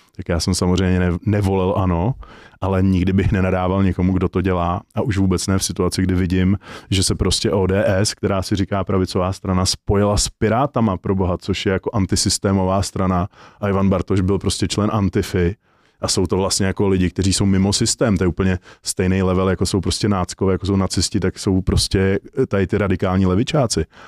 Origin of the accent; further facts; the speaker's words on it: Prague, Czechia; jsem z Prahy